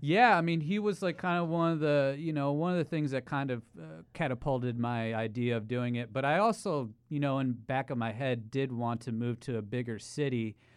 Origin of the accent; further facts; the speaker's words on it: Ohio, United States; moved away as an adult; now in New York City, United States; I'm actually not a born New Yorker, but I've been here for eight years. Um, I'm from Ohio